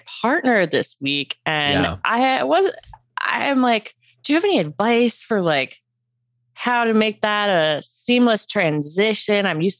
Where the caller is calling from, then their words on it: Los Angeles, California, United States; I'm calling from Los Angeles.